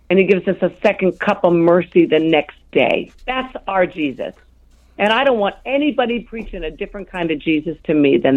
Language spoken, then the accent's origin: English; France; born there; also born or lived in Europe; I was born in France and raised in Europe.